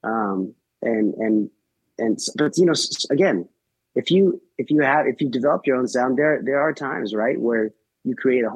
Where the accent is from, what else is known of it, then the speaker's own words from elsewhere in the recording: Nashville, Tennessee, United States; growing up in Nashville, I mean, a lot of my buddies' parents were in bands